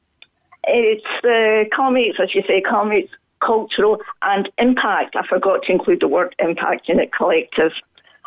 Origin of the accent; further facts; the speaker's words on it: a little Scottish town, Scotland, United Kingdom; now in Ballydehob, Ireland; I come from Glasgow because many people here would not have heard of the little town I came from. But it was a typical little Scottish town